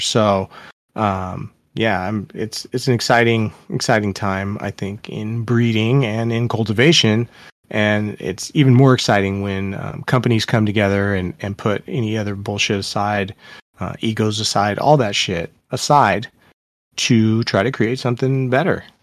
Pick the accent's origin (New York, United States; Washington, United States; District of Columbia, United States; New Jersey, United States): Washington, United States; Seattle; I'm from Seattle